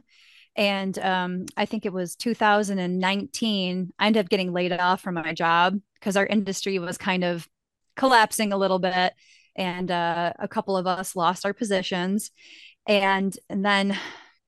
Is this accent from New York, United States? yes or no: yes; Rochester, New York, United States; now in Buffalo, United States; I grew up in Rochester